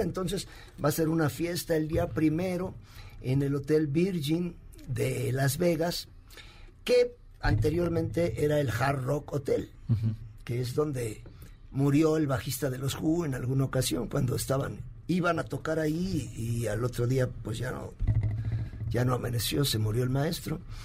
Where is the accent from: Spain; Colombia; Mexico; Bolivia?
Mexico; Puebla; yo soy de Puebla, de allá de la ah. bella república de los camotes y los borrachitos